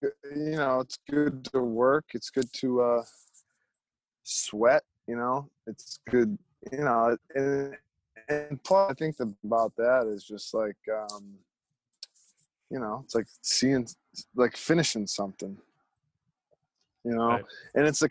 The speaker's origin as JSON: {"language": "English", "town": "Manchester", "region": "Connecticut", "country": "United States", "tie": "born or raised there", "said": "it's right next to the town I grew up in, Manchester, Connecticut"}